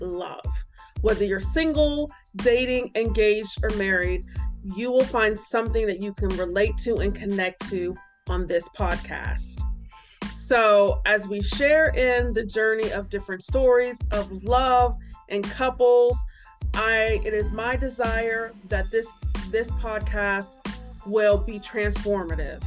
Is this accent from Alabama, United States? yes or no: no; Warren, Ohio, United States; also born or lived in Columbus, Ohio; I'm originally from Warren, Ohio, and for a period of my life, I lived in Columbus, Ohio.